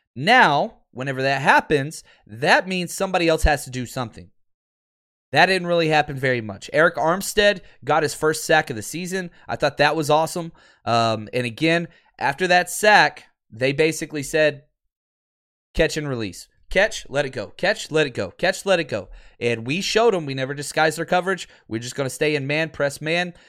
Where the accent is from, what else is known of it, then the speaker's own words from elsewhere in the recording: Dallas, Texas, United States; I grew up in Dallas